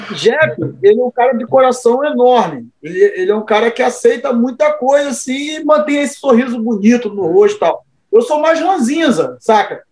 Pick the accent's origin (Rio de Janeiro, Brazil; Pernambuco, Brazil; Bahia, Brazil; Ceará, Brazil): Rio de Janeiro, Brazil; Cabo Frio; eu sou de Itajuru, favela aqui de Cabo Frio. Eu tinha meus amigos, eram da favela ali